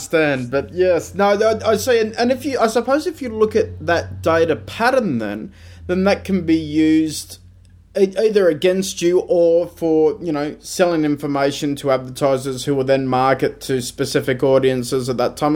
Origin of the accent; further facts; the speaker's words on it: Australia; being an Australian